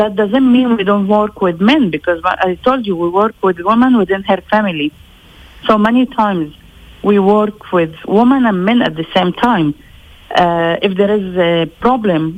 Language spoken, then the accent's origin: English; Lebanon; Even if I was born in Lebanon, I'm still Palestinian. I'm a Palestinian refugee